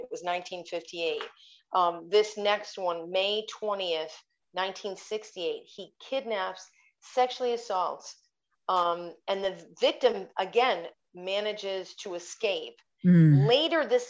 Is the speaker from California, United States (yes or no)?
no; Schenectady, New York, United States; I grew up in Schenectady